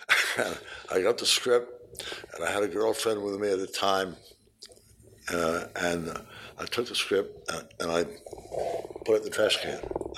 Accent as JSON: {"language": "English", "region": "New York", "country": "United States", "said": "But I didn't really get into that until I came out here from New York."}